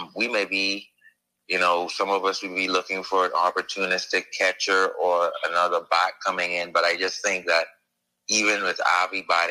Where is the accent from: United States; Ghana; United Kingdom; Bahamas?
Bahamas; I'm a Bahamian, I'm from the Bahamas.